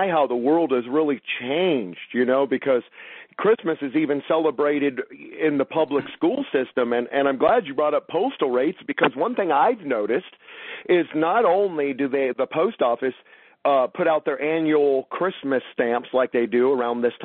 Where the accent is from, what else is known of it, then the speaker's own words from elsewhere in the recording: Los Angeles, California, United States; I grew up in Los Angeles